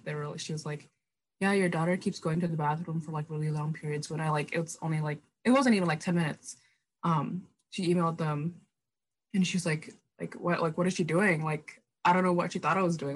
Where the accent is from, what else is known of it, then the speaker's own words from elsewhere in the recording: Minneapolis, Minnesota, United States; also born or lived in Indonesia / Germany; I grew up in Minneapolis